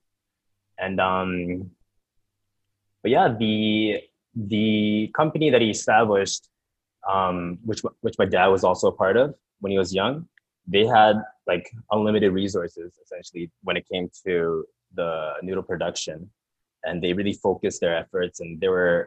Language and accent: English; Canada; I was born in Canada, but I'm Japanese